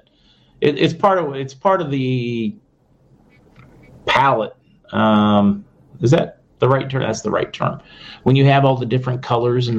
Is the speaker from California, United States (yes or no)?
no; Western Pennsylvania, United States; I'm from Western Pennsylvania